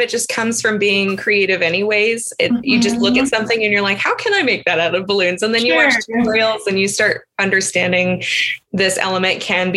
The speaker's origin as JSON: {"language": "English", "region": "California", "country": "United States", "tie": "born or raised there", "moved": "as an adult", "said": "my hometown in California"}